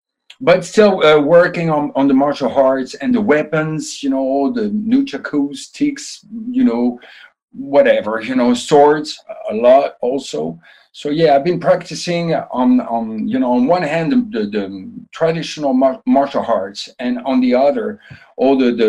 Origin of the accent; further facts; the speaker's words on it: Canada; English is a second language; because I'm also a Canadian, and I was like 8 years old